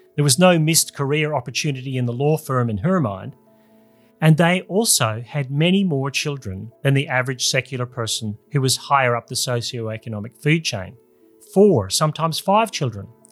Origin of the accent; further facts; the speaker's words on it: Australia; my home country